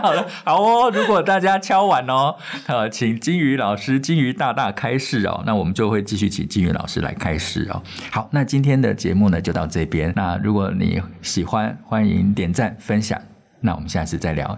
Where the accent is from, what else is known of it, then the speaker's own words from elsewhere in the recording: Taipei, Taiwan; also born or lived in Yilan; 我自己在小时候，我很长的时间是在北投长大，就是离开宜兰到台北，那我就住在北投